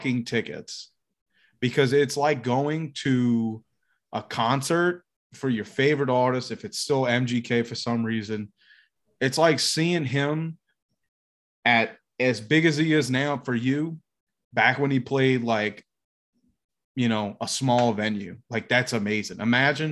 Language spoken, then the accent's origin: English; the South, United States; I'm from the South